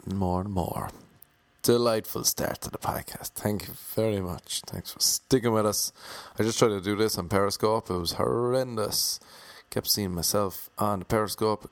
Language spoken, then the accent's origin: English; Ireland; I'm Irish.